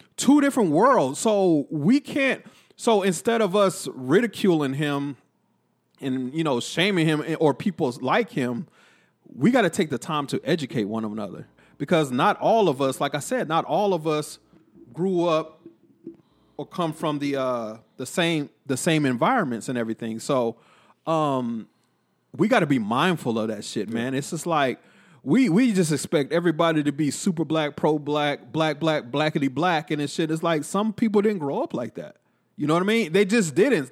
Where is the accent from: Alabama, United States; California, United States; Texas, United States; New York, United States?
Texas, United States; Killeen; growing up in Killeen